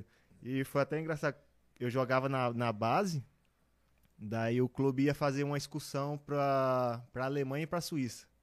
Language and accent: Portuguese; Balsas, Maranhão, Brazil; now in Brusque, Brazil; eu sou de Balsas, no Maranhão. É, no interior do Maranhão, fica 780 km da capital.